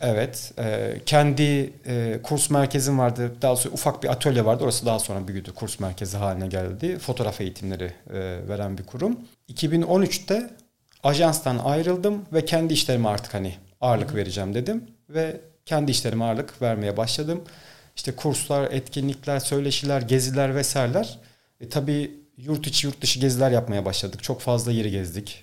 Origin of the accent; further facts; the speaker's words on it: Ankara, Turkey; moved away as an adult; also born or lived in Bolu; Ankara'da doğdum, Ankara'da büyüdüm ama sonrasında üniversite için Bolu'ya gittim.